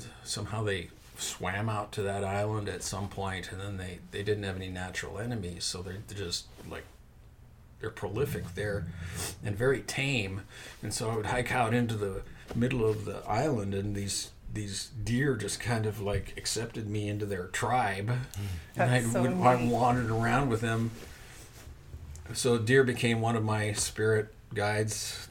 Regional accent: Montana, United States; moved away; the mountains of Montana, which is my home state

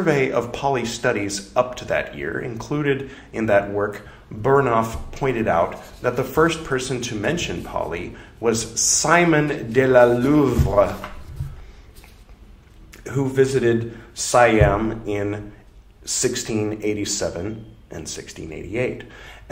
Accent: California, United States; I am from California

